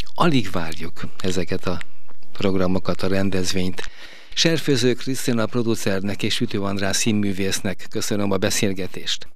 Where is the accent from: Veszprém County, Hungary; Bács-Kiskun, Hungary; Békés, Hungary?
Veszprém County, Hungary; Veszprém; mint Veszprémi